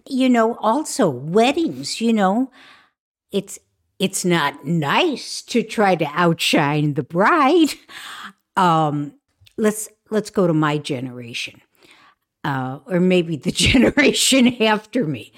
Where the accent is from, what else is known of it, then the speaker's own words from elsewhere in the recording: Chicago, Illinois, United States; I grew up in Chicago